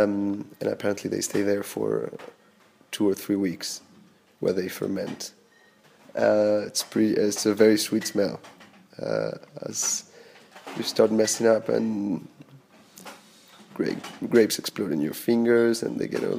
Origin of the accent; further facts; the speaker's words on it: Buenos Aires, Argentina; I come from Buenos Aires, Argentina.